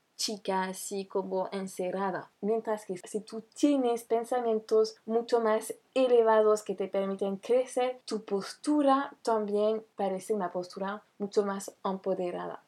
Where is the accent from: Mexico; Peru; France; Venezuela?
France; francesa y coach de imagen